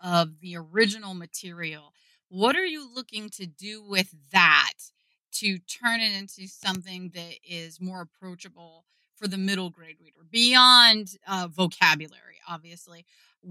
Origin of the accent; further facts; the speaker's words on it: Ohio, United States; I'm from the Midwest. I grew up in Ohio. I still live here